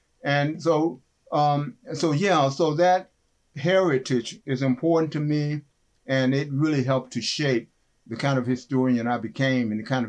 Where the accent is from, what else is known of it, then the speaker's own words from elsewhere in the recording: West Virginia, United States; growing up in West Virginia, by the way